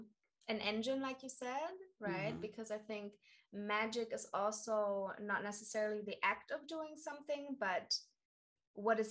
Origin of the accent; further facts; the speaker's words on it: Karlsruhe, Baden-Württemberg, Germany; moved away as an adult; I come from Karlsruhe, mm-hmm. which is in South Germany. I grew up with a lot of American bases around me